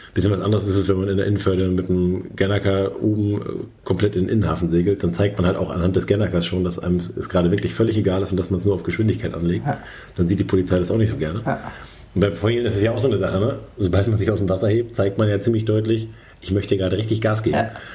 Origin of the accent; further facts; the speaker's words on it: Germany; wir als Deutsche